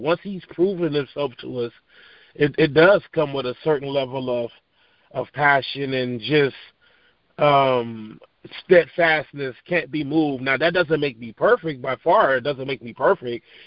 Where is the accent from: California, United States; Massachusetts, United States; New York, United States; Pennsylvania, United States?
California, United States; Long Beach; moved away as an adult; I'm from Long Beach, California. Uh, grew up on the East Side